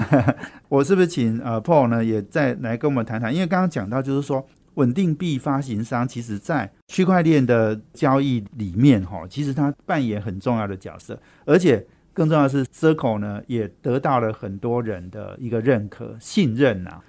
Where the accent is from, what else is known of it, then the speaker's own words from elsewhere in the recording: Taiwan; 我们台湾人一定要做全世界的市场